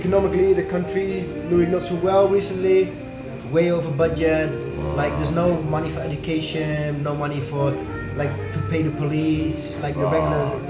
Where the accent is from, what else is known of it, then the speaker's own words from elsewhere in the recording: East Netherlands, Netherlands; also born or lived in near Amsterdam, Netherlands; Nationality Dutch, like from Holland or the Netherlands